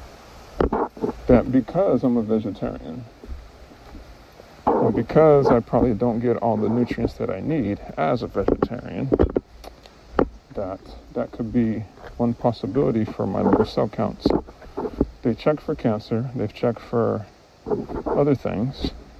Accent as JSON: {"language": "English", "region": "Midwest", "country": "United States", "tie": "born or raised there", "moved": "yes", "lives_now": "Kauai, United States", "said": "I was born in the Midwest. I wasn't born here."}